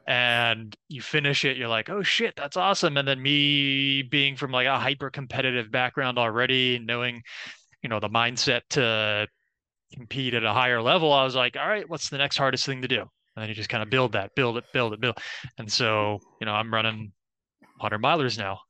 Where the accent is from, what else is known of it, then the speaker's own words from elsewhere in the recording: Orlando, Florida, United States; I'm from Orlando, Florida, born and raised